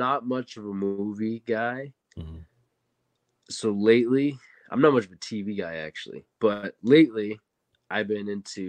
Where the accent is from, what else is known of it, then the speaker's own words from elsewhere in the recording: Weymouth, Massachusetts, United States; I was born in South Weymouth, Massachusetts. So technically my home team.